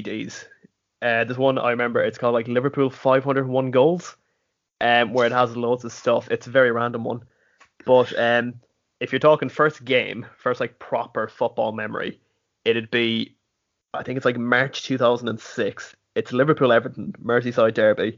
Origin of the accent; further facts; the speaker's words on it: Westport, Connacht, Ireland; I am from the very west of Mayo in a town called Westport